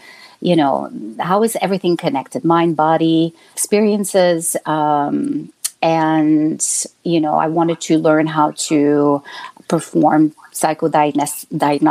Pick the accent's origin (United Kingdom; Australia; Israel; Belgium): Belgium; moved away as an adult; now in Chicago, United States; I was born and raised in Belgium and came to the United States when I was nearly 30 years old